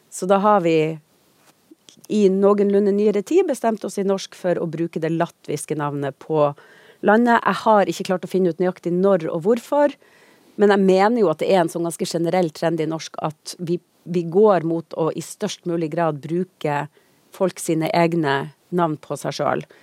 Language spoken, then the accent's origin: Norwegian; Tromsø, Troms, Norway; jeg er fra Tromsø.